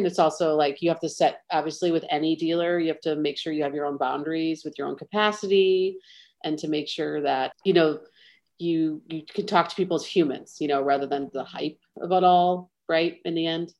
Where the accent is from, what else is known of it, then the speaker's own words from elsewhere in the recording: Midwest, United States; So I'm still a Midwesterner at heart. I would say in terms of, you know, tone and drive, Chicago definitely has that for me.